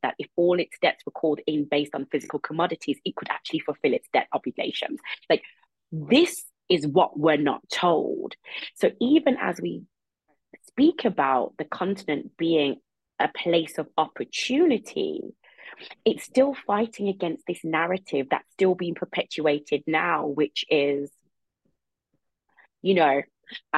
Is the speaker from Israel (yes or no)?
no; United Kingdom; being a Brit Jamaican